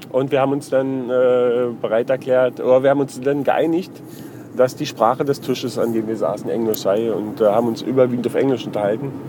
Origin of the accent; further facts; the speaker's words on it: Freising, Bavaria, Germany; Und dann hat er mich gefragt, wo ich herkomme. Da sage ich, aus Freising.